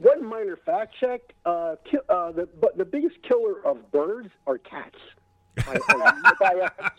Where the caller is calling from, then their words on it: White Plains, New York, United States; White Plains.